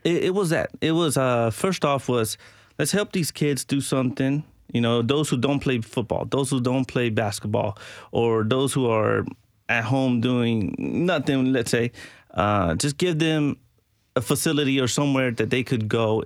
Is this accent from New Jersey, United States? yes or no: no; Nashville, Tennessee, United States; also born or lived in Venezuela; I was raised here